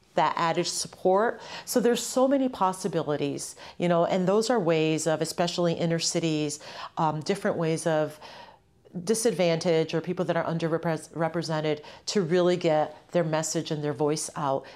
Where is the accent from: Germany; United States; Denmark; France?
United States; Holyoke, Massachusetts; also born or lived in Ciales, Puerto Rico; Holyoke, the city that I grew up in. I came here from Puerto Rico. I was born in Ciales, Puerto Rico, in un campito, en la montaña. I came here when I was two years old